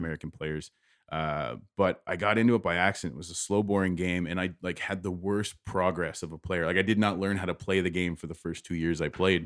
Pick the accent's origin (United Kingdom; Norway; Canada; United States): Canada; Windsor, Ontario; moved away as an adult; born and raised here, and I'm, I'm very prideful of that area